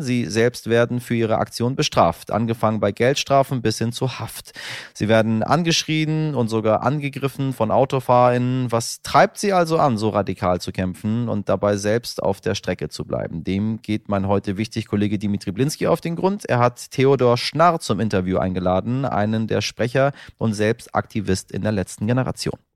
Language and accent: German; Northern Germany, Germany; als Norddeutscher